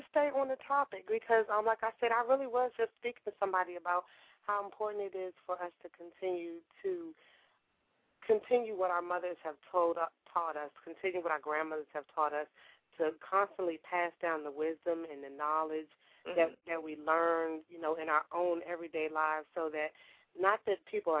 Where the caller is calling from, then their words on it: Maryland, United States; I'm calling from Maryland.